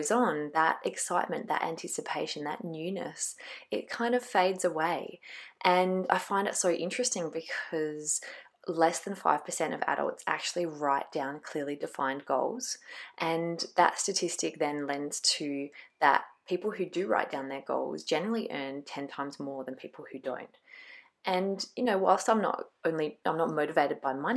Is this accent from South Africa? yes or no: no; Glenelg, South Australia, Australia; in Glenelg in my hometown